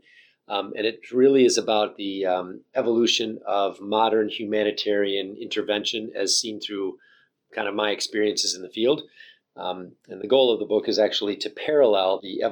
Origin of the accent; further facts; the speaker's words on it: St. Johns, Michigan, United States; moved away as an adult; now in Boston, United States; I'm from a small town in Michigan called St. John's, Michigan, a town of about 5,000 people. And I grew up in Michigan